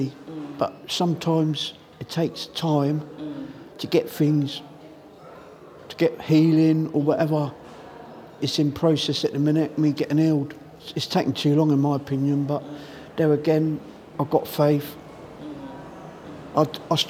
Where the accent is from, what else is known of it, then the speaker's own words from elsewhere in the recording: Southampton, South East England, United Kingdom; moved away as an adult; now in Reading, United Kingdom; I'm from Southampton